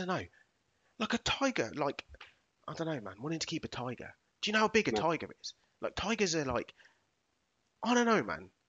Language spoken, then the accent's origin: English; England, United Kingdom; I was born in England